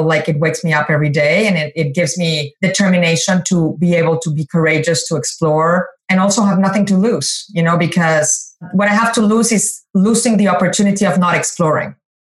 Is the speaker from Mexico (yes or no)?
yes; Mexico; Growing up in Mexico, tequila is part of our social fabric.